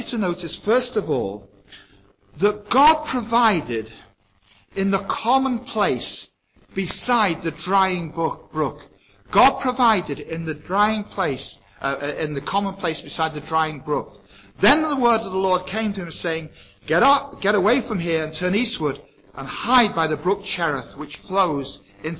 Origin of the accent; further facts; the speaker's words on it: England, United Kingdom; moved away as an adult; now in Ireland; I grew up in England. I've been in Ireland now for 40 years.